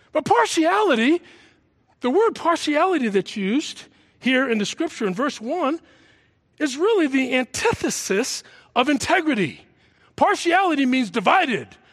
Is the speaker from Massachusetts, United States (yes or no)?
yes; Massachusetts, United States; also born or lived in New York City; I grew up in a Southern state in the North called Massachusetts. I was originally from New York City, foster kid, brought in out of an orphanage to some people who lived in Massachusetts